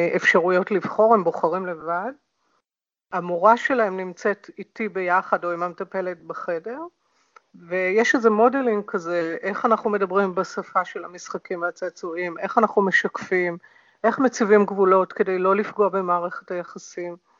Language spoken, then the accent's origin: Hebrew; Hadera, Haifa District, Israel; זה הביצה שלי, אני נולדתי שם